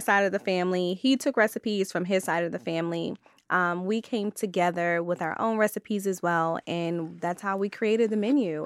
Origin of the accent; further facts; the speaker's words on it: Maryland, United States; I'm from Maryland